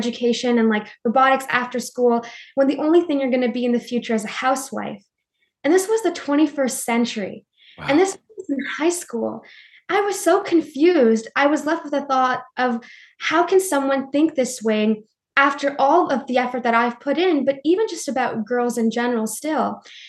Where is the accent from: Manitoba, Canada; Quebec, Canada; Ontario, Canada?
Quebec, Canada; Montreal; also born or lived in New Delhi, India; I was an immigrant from New Delhi. I moved to Montreal, which is like the French part of Canada. And I was the only person of color in our classroom